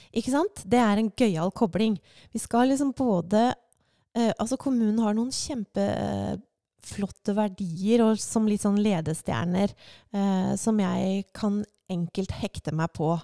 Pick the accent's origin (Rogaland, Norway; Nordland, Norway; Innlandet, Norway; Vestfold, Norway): Vestfold, Norway; Larvik; moved away as an adult; also born or lived in Svelvik / New York; now in Drammen, Norway; jeg er fra Larvik